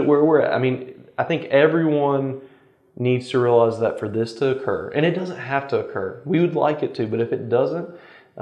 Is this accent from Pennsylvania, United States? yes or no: no; Rapides Parish, Louisiana, United States; now in Natchitoches Parish, United States; I come from Rapides Parish